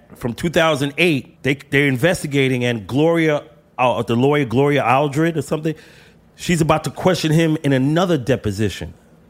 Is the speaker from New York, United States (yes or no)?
yes; New York City, New York, United States; Brownsville, Brooklyn.